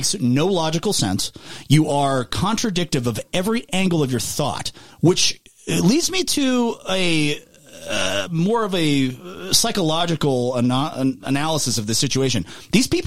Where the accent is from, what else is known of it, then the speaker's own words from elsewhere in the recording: United States; as an American